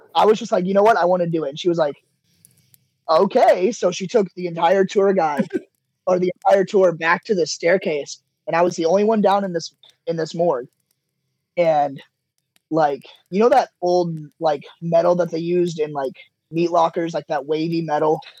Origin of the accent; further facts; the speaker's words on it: Charleston, Illinois, United States; I am from Charleston, Illinois